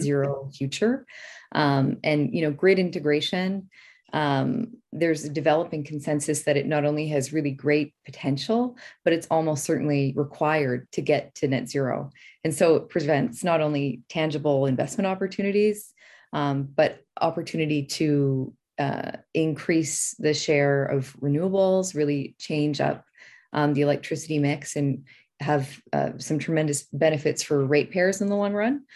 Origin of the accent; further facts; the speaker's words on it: Alberta, Canada; I grew up in Alberta